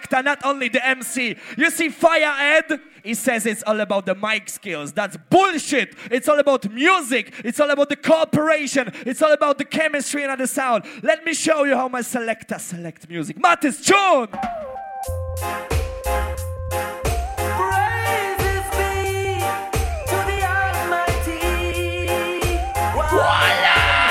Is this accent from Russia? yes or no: no; Poland; I come from Poland.